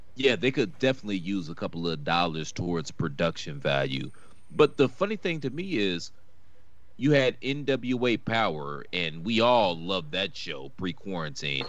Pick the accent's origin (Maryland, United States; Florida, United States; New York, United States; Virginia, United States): Virginia, United States; I, I grew up in Virginia